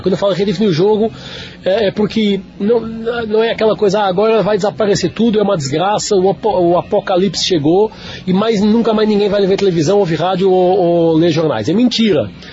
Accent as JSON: {"language": "Portuguese", "region": "Lisbon", "country": "Portugal", "moved": "as an adult", "lives_now": "São Paulo, Brazil", "said": "sou português de Lisboa, moro no Brasil desde 2011"}